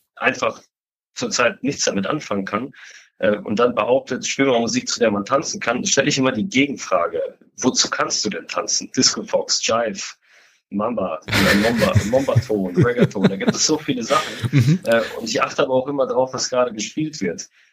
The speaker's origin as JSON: {"language": "German", "region": "Hamburg", "country": "Germany", "said": "für mich als Hamburger"}